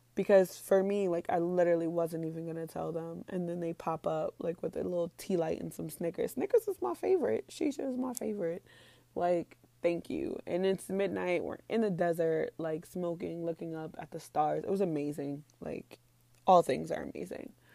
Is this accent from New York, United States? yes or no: yes; New York, United States; moved away as an adult; now in Saudi Arabia; I'm from New York, so, like, it was really small for me